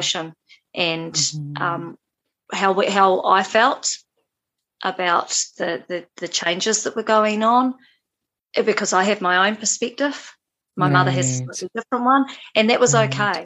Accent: New Zealand; my growing up in Aotearoa, New Zealand

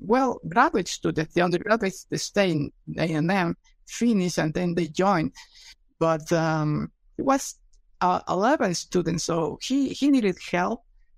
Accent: Mexico City, Mexico; moved away as an adult; also born or lived in Texas; now in Fayetteville, United States; I'm originally from Mexico City. I got my DBM degree at the National Autonomous University in Mexico City.

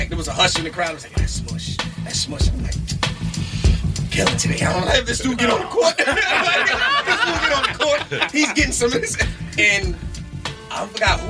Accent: New York City, New York, United States; So I come from over there, like in Claremont Park

